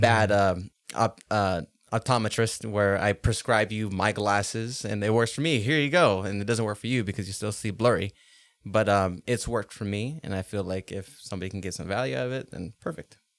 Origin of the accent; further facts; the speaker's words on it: Los Angeles, California, United States; now in Boise, United States; Los Angeles is my hometown. That's where I was born and raised, but this is where I grew up and grew into a man.